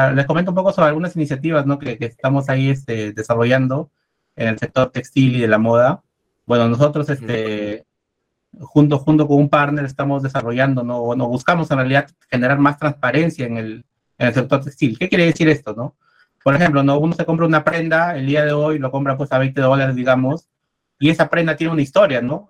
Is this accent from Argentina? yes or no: no; Peru; yo soy, soy de Perú